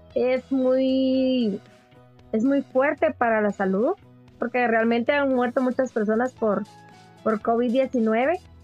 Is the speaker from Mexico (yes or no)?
no; Guatemala; nosotros como guatemaltecos